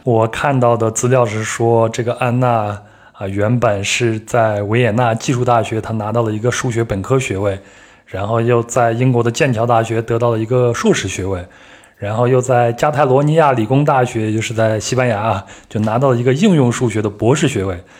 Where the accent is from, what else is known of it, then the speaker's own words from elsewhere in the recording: Henan, China; 又靠我老家